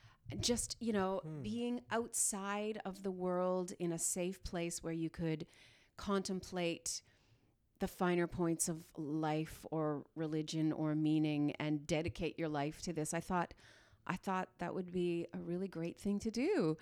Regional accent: Dryden, Ontario, Canada; born there; also born or lived in Smooth Rock Falls / Sioux Lookout / Pine Falls / Iroquois Falls; I was born in Dryden. I lived in Smooth Rock Falls, Sioux Lookout, Pine Falls, Iroquois Falls, Richelieu, Quebec.

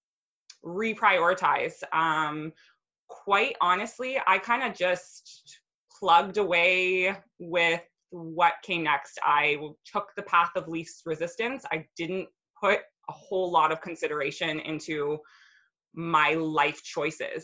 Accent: Brampton, Ontario, Canada; moved away as an adult; also born or lived in Aurora, Ontario / Calgary, Alberta; neither one of us had really lived anywhere else outside of our hometowns. Like we'd always been in this little pocket of Ontario, and like the most branching out I did was I moved to Aurora from Brampton

